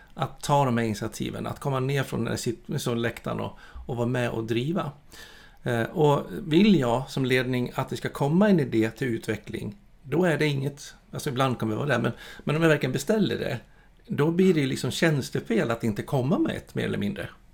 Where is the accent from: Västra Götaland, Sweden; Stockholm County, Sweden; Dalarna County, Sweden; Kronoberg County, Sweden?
Dalarna County, Sweden; Borlänge; moved away; jag är född och uppvuxen i Borlänge